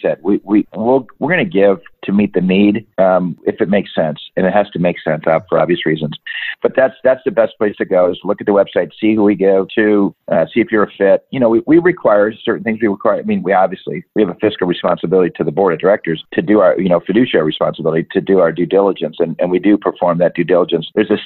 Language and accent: English; Michigan, United States; I'm from Michigan. I played hockey growing up